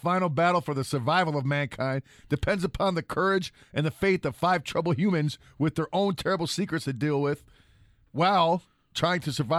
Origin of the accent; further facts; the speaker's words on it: California, United States; And I'm from California.